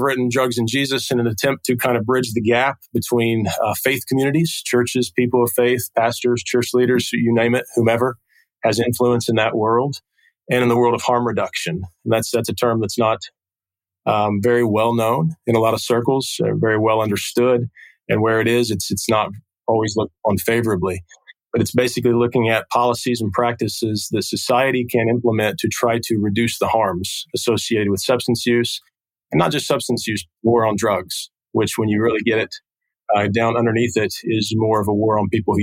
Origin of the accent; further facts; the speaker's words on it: Portsmouth, Ohio, United States; also born or lived in Wheelersburg, Ohio; downtown Portsmouth, which is my hometown here